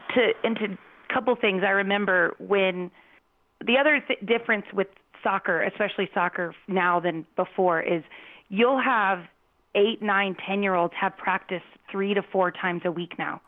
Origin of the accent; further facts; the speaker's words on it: Phoenix, Arizona, United States; I grew up in Phoenix